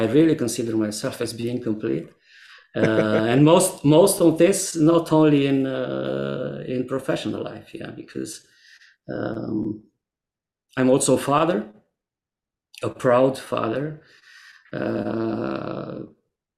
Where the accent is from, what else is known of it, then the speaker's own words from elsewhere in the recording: Transylvania, Romania; also born or lived in Cluj-Napoca / Timișoara; my hometown in the middle of Transylvania